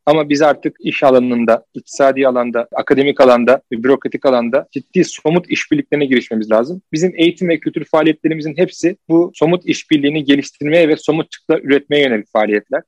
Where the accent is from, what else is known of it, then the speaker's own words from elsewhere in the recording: Turkey; Türkiye'de doğdum büyüdüm